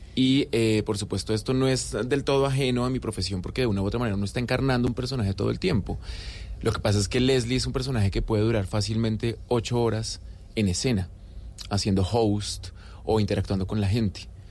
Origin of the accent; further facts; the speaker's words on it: Colombia; also born or lived in Argentina; como colombianos